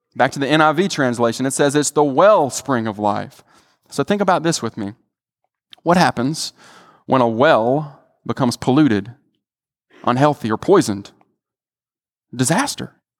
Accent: the Delta, Mississippi, United States; I'm from the Delta

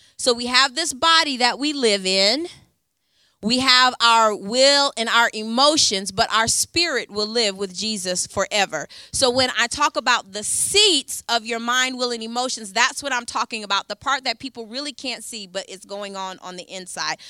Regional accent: Ypsilanti, Michigan, United States; I'm from Ypsilanti, so Detroit is about forty-five minutes northeast where I'm from

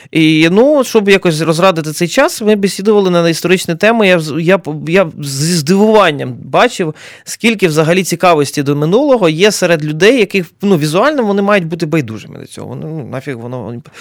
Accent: Fastiv, Kyiv Oblast, Ukraine; Сам з Фастова сам бачив.

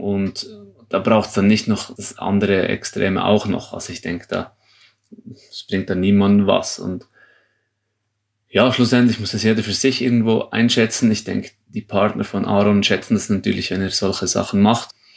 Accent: Switzerland; für uns als Schweizer

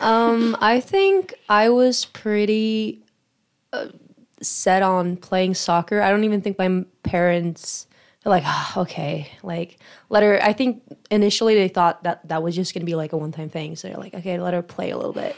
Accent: Sweden; moved away as an adult; now in United States; I'm from Sweden, so, uh, far away from home

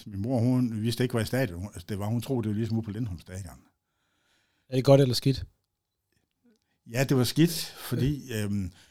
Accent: Aalborg, North Denmark Region, Denmark; Og jeg er født, ja, i Sundby

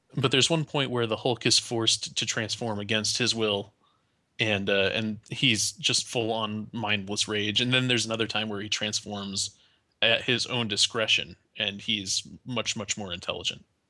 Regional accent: United States; as an American

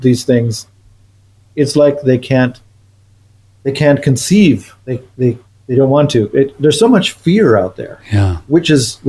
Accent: Missoula, Montana, United States; now in Canada; I was born in Missoula, and I lived in Missoula several times since.

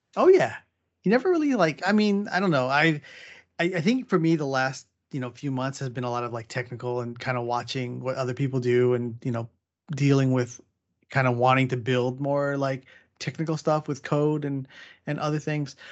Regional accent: San Diego, California, United States; me growing up in San Diego.

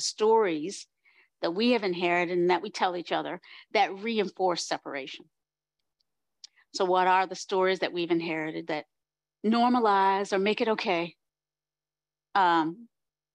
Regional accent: North Carolina, United States; my people growing up in the South in North Carolina

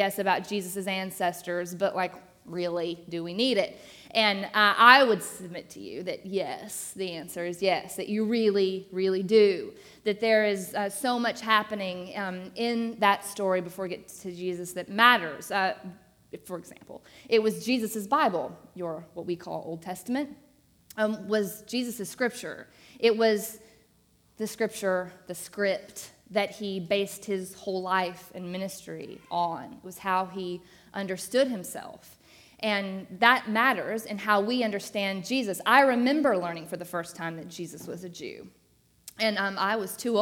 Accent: Arkansas, United States; now in Atlanta, United States; I am not from Atlanta originally. I grew up in Arkansas

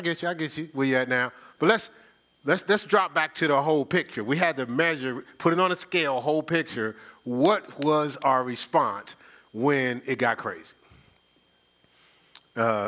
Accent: Newark, New Jersey, United States; when I was growing up in Newark

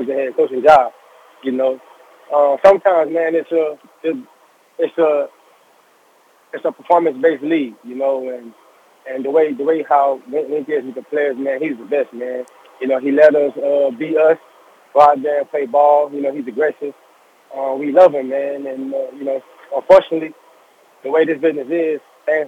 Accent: Louisiana, United States; I have a boys to men mentorship going on in Louisiana from my hometown

